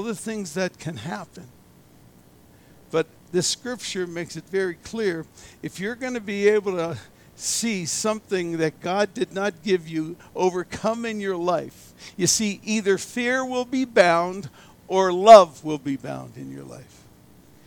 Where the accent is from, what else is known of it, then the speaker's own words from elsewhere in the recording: Erie, Pennsylvania, United States; I was raised in Erie, Pennsylvania